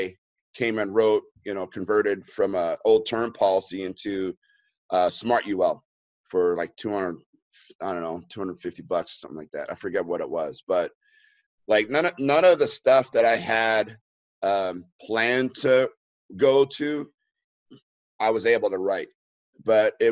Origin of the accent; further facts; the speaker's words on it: Los Angeles, California, United States; moved away; here in LA, and that's in my hometown